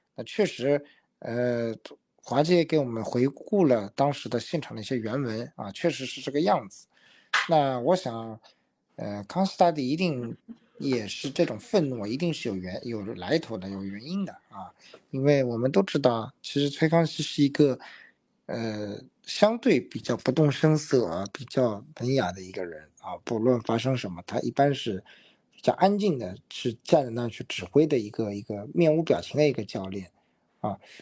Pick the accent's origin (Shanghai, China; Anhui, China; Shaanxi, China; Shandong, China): Shanghai, China; 就觉得我们上海人说方浩的这个突破好像有点一根筋了。